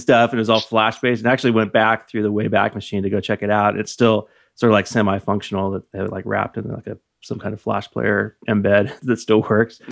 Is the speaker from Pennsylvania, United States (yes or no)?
no; Napa, California, United States; I was born in nineteen seventy-six and I grew up in Napa